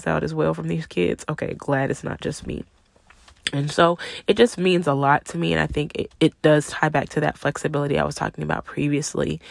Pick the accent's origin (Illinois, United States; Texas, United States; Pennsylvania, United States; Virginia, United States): Texas, United States; Arlington; moved away as an adult; also born or lived in New Orleans; I'm from Arlington, Texas, you know, the Dallas-Fort Worth area, same area I live in now